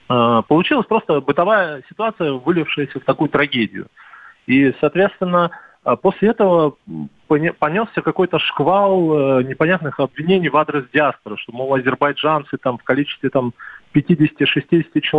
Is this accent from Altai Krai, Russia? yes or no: no; Moscow, Russia; давайте назовем меня московской диаспорой. я вот москвич. Я здесь родился, да.